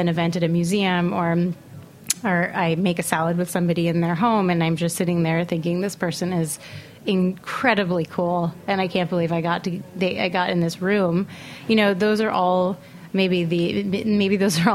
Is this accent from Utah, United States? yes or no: no; New York City, New York, United States; I grew up in Manhattan. I went to an Upper East Side private school.